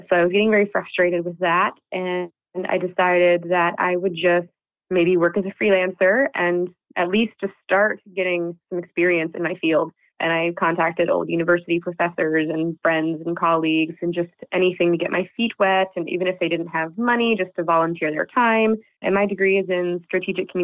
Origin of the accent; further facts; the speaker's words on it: United States; moved away as an adult; now in Netherlands; We're both American expats living in the Netherlands